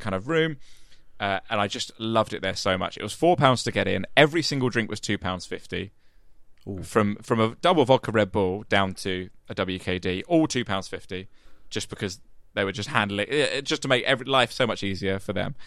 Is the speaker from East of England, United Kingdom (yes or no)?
no; Medway towns, Kent, South East England, United Kingdom; moved away; I grew up in the Medway towns in Kent